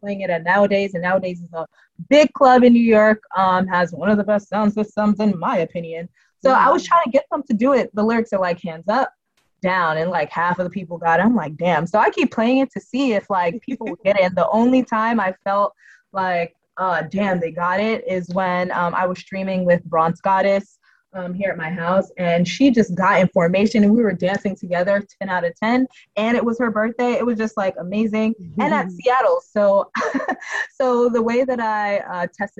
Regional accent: Jamaica; I'm Jamaican

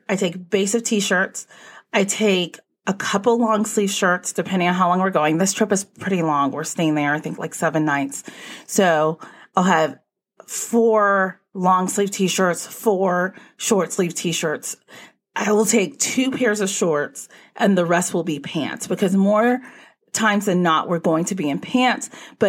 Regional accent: Texas, United States; since I'm from Texas originally, I didn't know what a parka was until I moved up north.

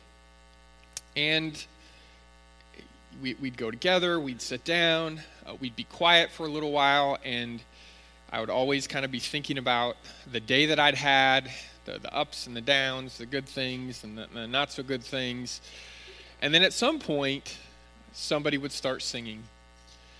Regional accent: Northern California, United States; When I was growing up in Northern California, going to church, we always had summer Bible camp

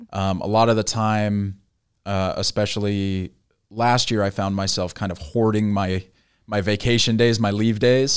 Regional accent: Bay Area, California, United States; I grew up in, I grew up in the Bay Area

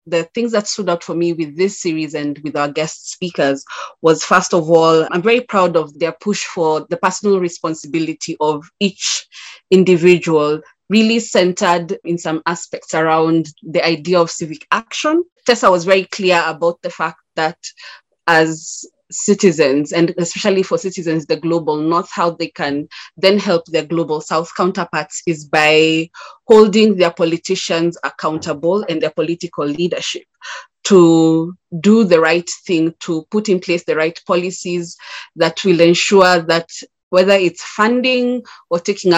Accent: Kenya; a fellow Kenyan

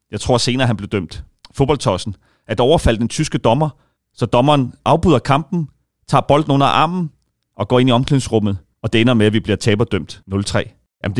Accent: Central Denmark Region, Denmark; Jeg, jeg kommer fra Aarhusområdet, ja.

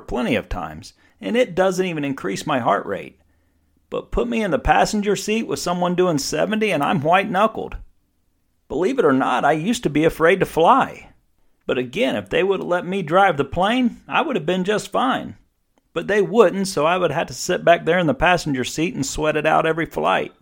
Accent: East Coast, United States; I'm in real estate, but I'm from the East Coast

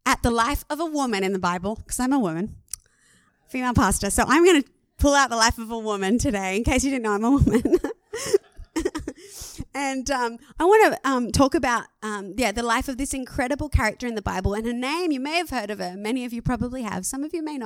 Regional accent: Australia; I'm an Aussie

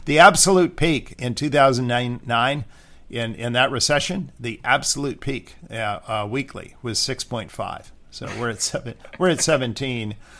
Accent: Santa Monica, California, United States; moved away; I was born in Santa Monica

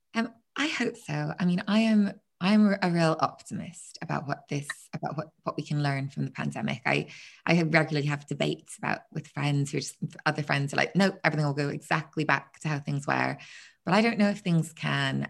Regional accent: Belfast, Northern Ireland, United Kingdom; now in Margate, United Kingdom; I'm from Belfast originally

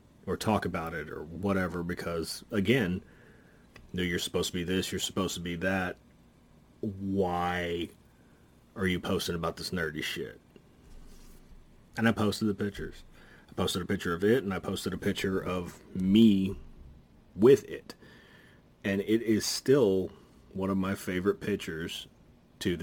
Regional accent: Dallas, Texas, United States; I grew up in the metalhead community here in Dallas.

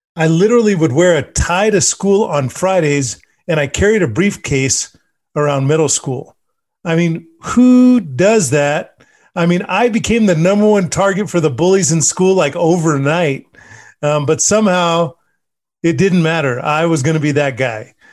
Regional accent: Bosque Farms, New Mexico, United States; I grew up in Los Unas and Bosque Farms area

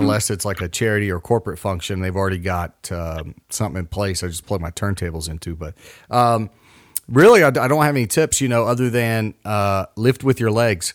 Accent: Mason, Ohio, United States; now in West Virginia, United States; I grew up near Kings Island

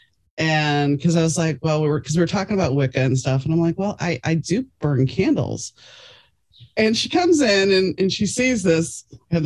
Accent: New Orleans, Louisiana, United States; growing up in New Orleans

